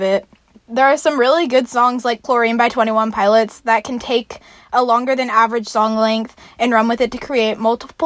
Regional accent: San Luis Obispo County, California, United States; I'm from San Luis Obispo County, so I grew up watching it all unfold.

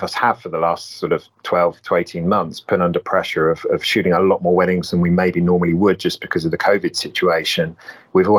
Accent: Isle of Wight, South East England, United Kingdom; moved away as an adult; growing up in the Isle of Wight is like the most rural of rural places in England

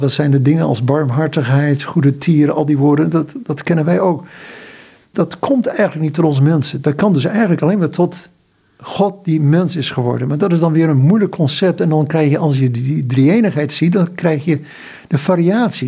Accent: Netherlands; moved away as an adult; also born or lived in Indonesia / Haiti; ons als Nederlanders

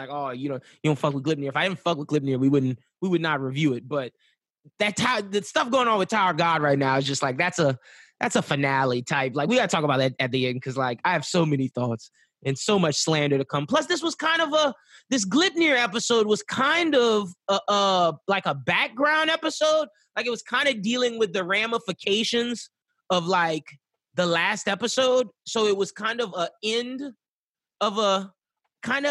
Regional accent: Lafayette, Louisiana, United States; I'm Lafayette

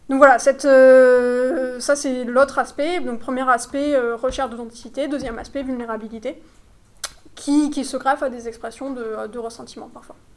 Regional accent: France; now in United Arab Emirates; nous, notre sociabilité en tant que Français, euh, elle est, euh, voilà, c'est une sociabilité de couple

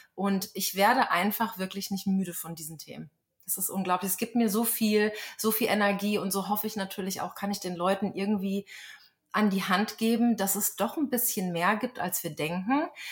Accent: a small village near Frankfurt am Main, Hesse, Germany; moved away as an adult; also born or lived in Berlin; now in Lynchburg, United States; in meiner Heimatstadt bin, ein kleines Kuhkaff in der Nähe von Frankfurt am Main

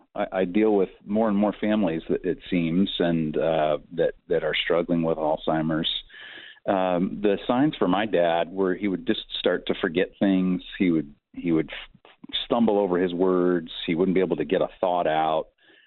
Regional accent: Malawi; born there; My mom and he were missionaries in Africa, and I was born in Malawi, Africa, while they were missionaries there.

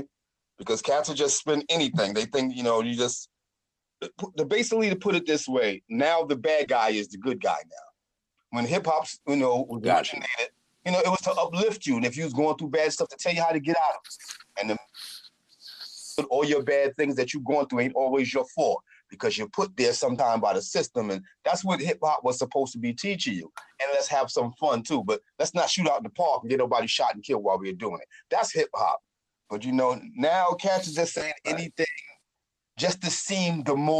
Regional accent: New York City, New York, United States; moved away as an adult; also born or lived in Harlem / Brooklyn / Queens / Manhattan; now in New Jersey, United States; I'm from New York. I can say specifically, but I lived in every borough except for Staten Island. So like, I'm like a native New York.

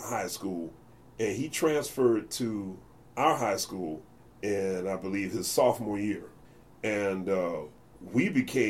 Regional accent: Philadelphia, Pennsylvania, United States; Growing up in Philly, when I grew up, I got lucky

